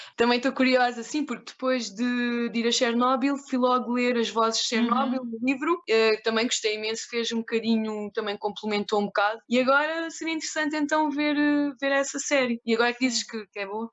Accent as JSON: {"language": "Portuguese", "region": "Algarve", "country": "Portugal", "tie": "born or raised there", "said": "nascida e criada no Algarve, Uh, mais concretamente entre Lolé e Quarteira"}